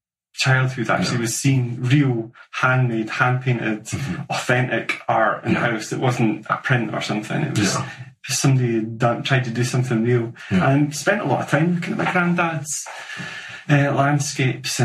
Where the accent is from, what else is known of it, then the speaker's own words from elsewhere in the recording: Glenrothes, Scotland, United Kingdom; moved away as an adult; also born or lived in Dundee; now in Aberdeen, United Kingdom; I was brought up in Glenrothes in Fife, which is a new town